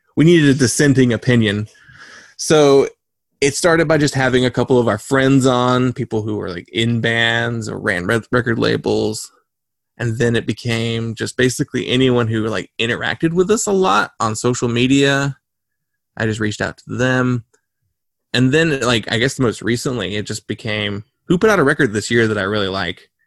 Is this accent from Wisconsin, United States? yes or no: no; North Carolina, United States; we are from North Carolina